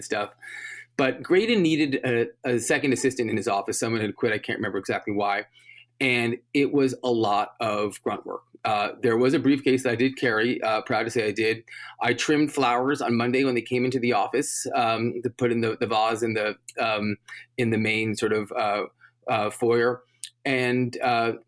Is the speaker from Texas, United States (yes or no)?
no; New York City, New York, United States; I grew up in New York, and I went to college in New York